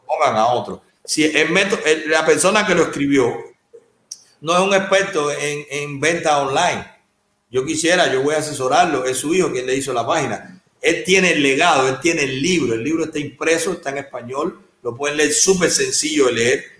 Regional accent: Cuba; moved away as an adult; Yo tengo 47 años, salí de Cuba con 33

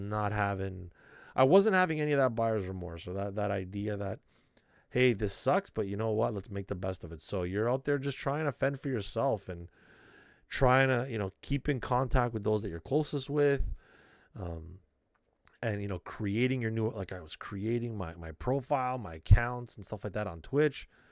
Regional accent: Canada; being extra Canadian

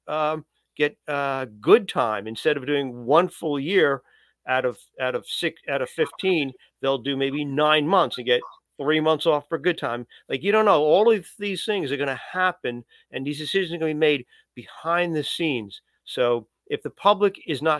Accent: New Yorker, United States; as a New Yorker

